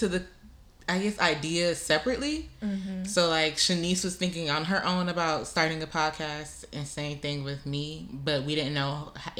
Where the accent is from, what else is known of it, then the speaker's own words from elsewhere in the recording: Pembroke Pines, Florida, United States; I'm 23 years old. I was born and raised in, I guess, Miami, Florida, to people who are not from here. If you're from Miami, I was born and raised in Pembroke Pines.